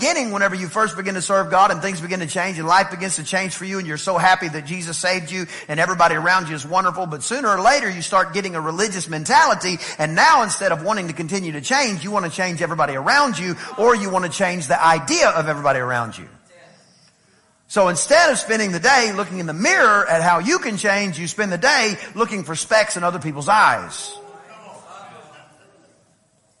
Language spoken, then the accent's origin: English; East Texas, United States; I'm from East Texas